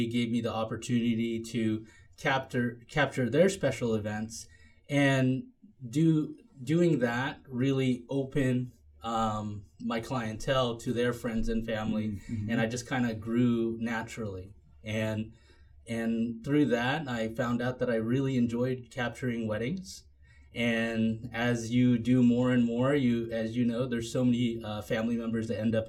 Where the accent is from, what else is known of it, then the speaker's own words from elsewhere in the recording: Washington, United States; also born or lived in Philippines; we ended up here in Washington. Afterwards, I ended up going to high school here in Franklin